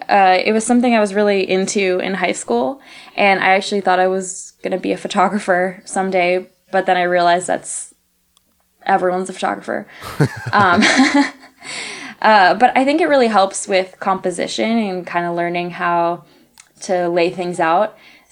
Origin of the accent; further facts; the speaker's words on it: Saudi Arabia; also born or lived in Chicago, United States; I actually grew up in Saudi Arabia. I moved there when I turned 6.